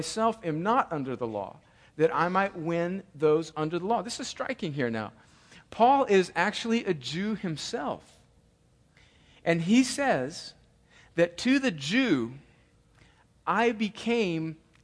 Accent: California, United States; moved away; I joke about being, you know, from California and having an Italian heritage

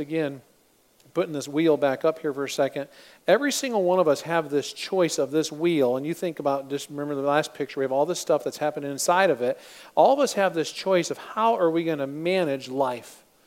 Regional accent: Michigan, United States; I'm from Michigan

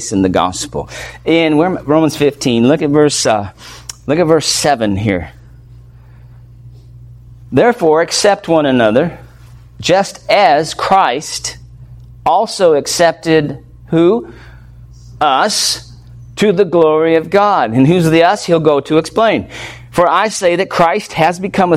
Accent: United States; I'm an American, we're Americans

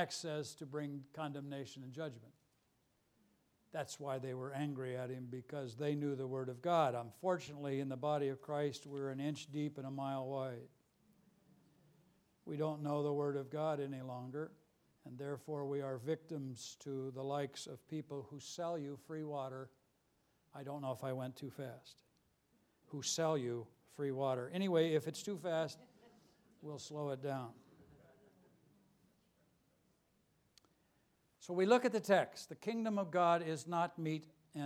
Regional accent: Los Angeles, California, United States; I'm from Los Angeles

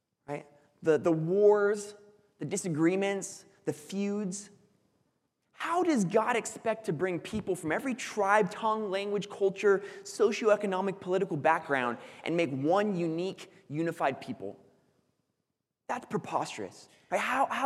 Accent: Foresthill, California, United States; the town that I grew up in is called Forest Hill.

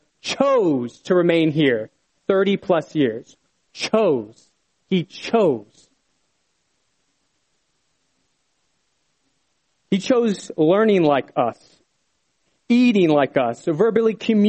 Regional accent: Bethlehem, Pennsylvania, United States; moved away; I was originally from Bethlehem

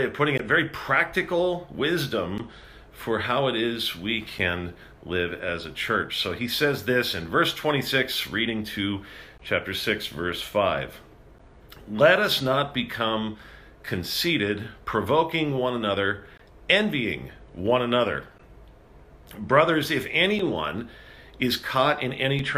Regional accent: Rancho Cucamonga, California, United States; moved away; back in my hometown in Rancho Cucamonga

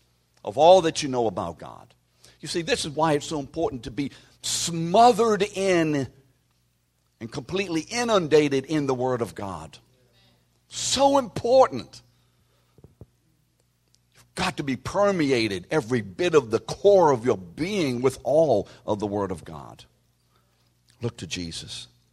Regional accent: New Orleans, Louisiana, United States; You see, we from New Orleans, we didn't get trained that way.

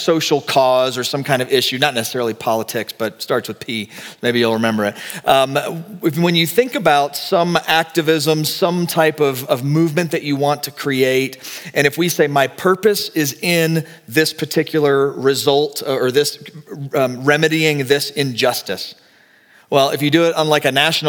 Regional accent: Texas, United States; now in Colorado, United States; I'm from Texas.

